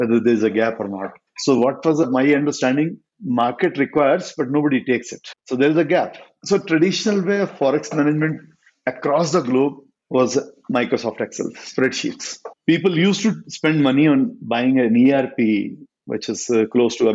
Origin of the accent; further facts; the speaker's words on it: Meerut, Uttar Pradesh, India; born and brought up in Meerut